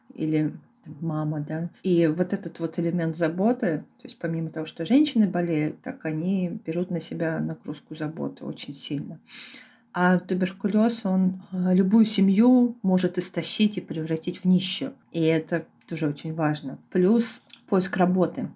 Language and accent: Russian; Khabarovsk, Khabarovsk Krai, Russia; moved away as an adult; also born or lived in Moscow; я в этот момент находилась в Хабаровске у своих родителей в родном городе